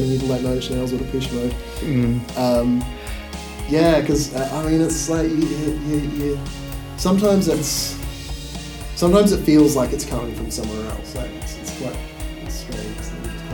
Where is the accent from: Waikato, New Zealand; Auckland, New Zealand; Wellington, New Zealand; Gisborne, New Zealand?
Gisborne, New Zealand; moved away as an adult; also born or lived in Christchurch; I grew up in Gisborne